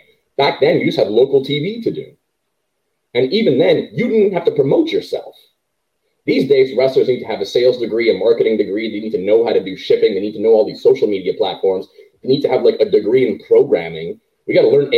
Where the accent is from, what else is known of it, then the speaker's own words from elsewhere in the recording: Canada; as a Canadian